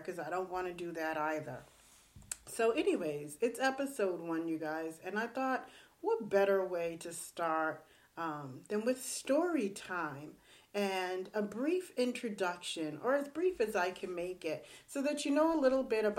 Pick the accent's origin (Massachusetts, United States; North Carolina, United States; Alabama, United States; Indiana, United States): Massachusetts, United States; Boston; I grew up in Boston.